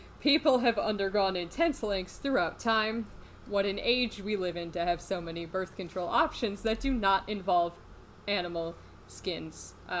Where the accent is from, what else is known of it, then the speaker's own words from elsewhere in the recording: Chicago, Illinois, United States; except I'm not from Chicago. Just Chicagoland in general.